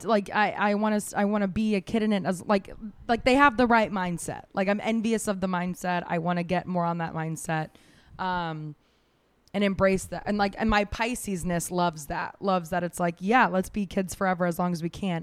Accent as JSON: {"language": "English", "town": "Jacksonville", "region": "Florida", "country": "United States", "moved": "yes", "said": "I'm from Jacksonville, Florida"}